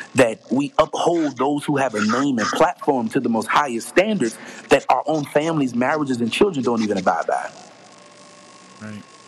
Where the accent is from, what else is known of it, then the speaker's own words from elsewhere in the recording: Pringletown, South Carolina, United States; born and raised in a small town outside of Charleston called Pringletown, South Carolina